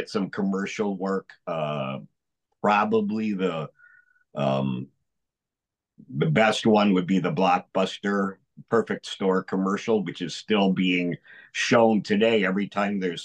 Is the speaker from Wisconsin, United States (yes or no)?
yes; Baraboo, Wisconsin, United States; moved away; also born or lived in Chicago; I was born in Baraboo, Wisconsin